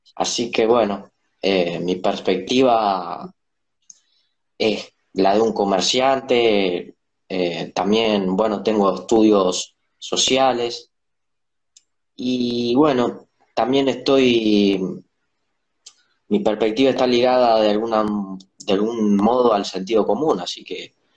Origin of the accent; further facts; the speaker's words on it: Paraná, Entre Ríos, Argentina; soy de Paraná.